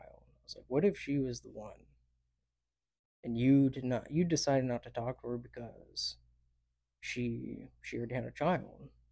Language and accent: English; Dallas, Texas, United States; also born or lived in El Paso, Texas / Oklahoma (family); I grew up in the D F W area for basically my whole life. I was born in El Paso